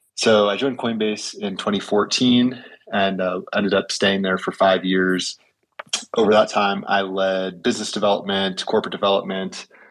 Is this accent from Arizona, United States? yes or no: no; California, United States; moved away as an adult; now in Sun Valley, United States; I am originally from California